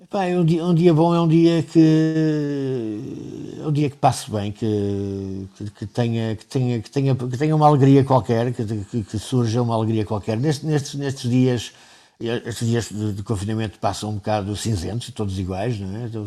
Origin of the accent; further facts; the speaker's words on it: Angola; born there; Ele, ele tinha sido também administrador florestal em Angola, aliás, onde eu nasci.